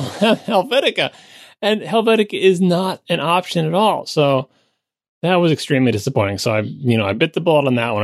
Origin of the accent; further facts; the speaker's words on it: Long Island, New York, United States; moved away; I grew up on Long Island. I love Long Island